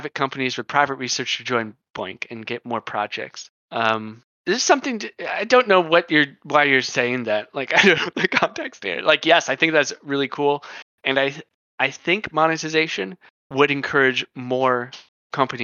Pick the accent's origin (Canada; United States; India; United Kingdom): United States; I am American